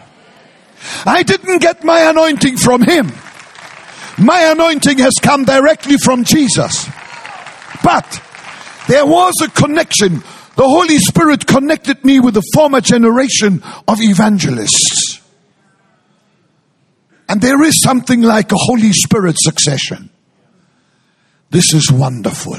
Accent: Hamburg, Germany; moved away; also born or lived in Frankfurt; I grew up in Hamburg and then I lived in Frankfurt

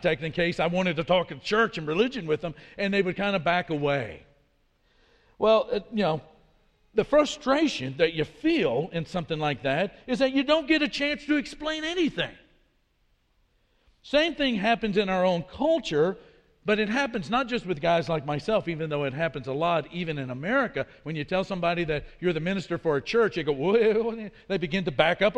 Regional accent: Midwest, United States; accent: Midwest American; moved away as an adult; also born or lived in Brasilia, Brazil; my accent was sort of Midwest American at best when it came to speaking Portuguese. And so they would ask, where are you guys from? We'd say the United States

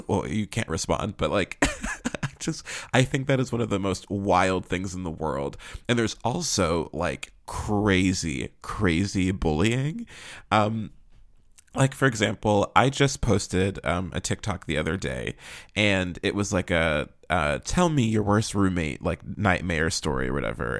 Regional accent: Pittsburgh, Pennsylvania, United States; moved away; I'm originally from Pittsburgh

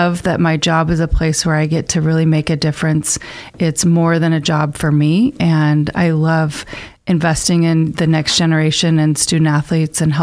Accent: Boise, Idaho, United States; also born or lived in Northern Arizona; I grew up here in Boise, and I went to Centennial High School

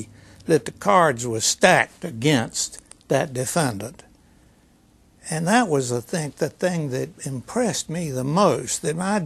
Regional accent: Lexington, North Carolina, United States; I grew up in Lexington, a small town, a population of about 10,000 back then

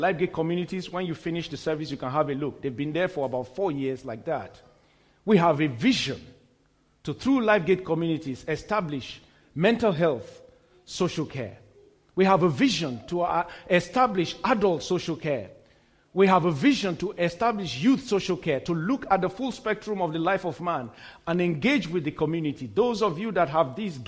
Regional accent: Kano, Kano State, Nigeria; I was born in Kano, in the very northern city in Nigeria, a very, very strong stronghold till today of the Islamic faith

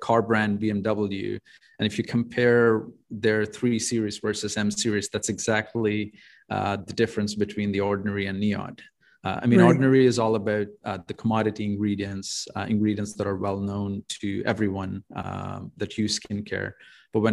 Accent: India; moved away as an adult; now in Canada; I'm an immigrant from India. I moved to Canada in 2011. I finished my bachelor's in pharmacy back in India.

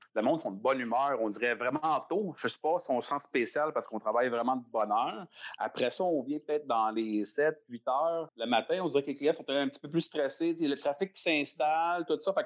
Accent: Laval, Quebec, Canada; J'ai grandi à Laval, dans le fond, je viens de Sainte-Dorothée

